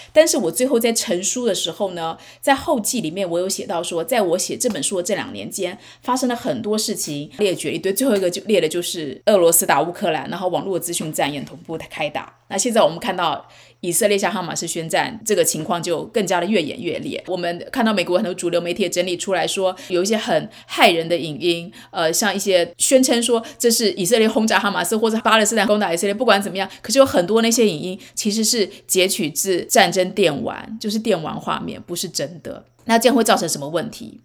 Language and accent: Chinese; Taiwan; moved away as an adult; now in United States; 尤其是我在台湾长大，可是我在美国生小孩养小孩。